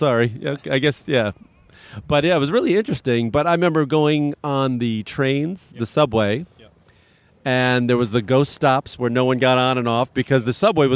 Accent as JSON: {"language": "English", "country": "United States", "said": "as an American, having grown up through Cold War things"}